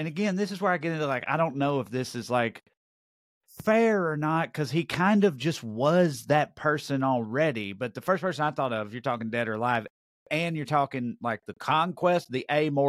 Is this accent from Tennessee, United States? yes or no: yes; Tennessee, United States; I'm from Tennessee.